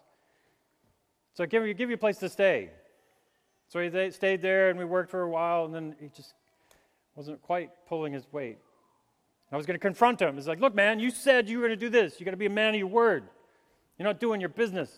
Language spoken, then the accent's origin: English; New Mexico, United States; as a child, growing up in New Mexico